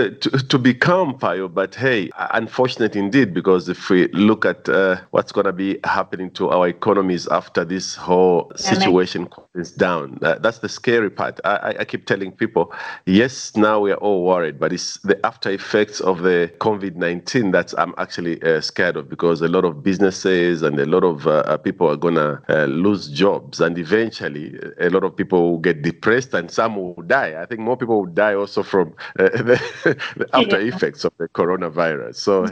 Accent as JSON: {"language": "English", "town": "Chingola", "region": "Copperbelt Province", "country": "Zambia", "also_born_or_lived": "Lusaka", "said": "So yeah, I'm from Chingola. I came here like in 2001. I used to live in Lusaka, which is our capital city, but then I moved to Chingola"}